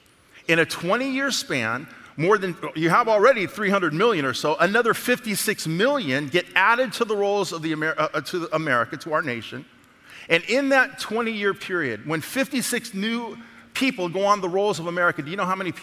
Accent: the South, United States; I'm from the South now.

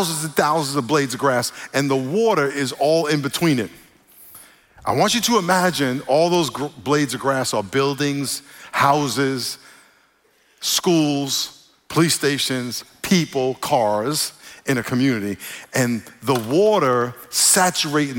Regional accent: New York, United States; moved away; When I grew up in New York, where I grew up around a lot of Puerto Ricans who talk differently.

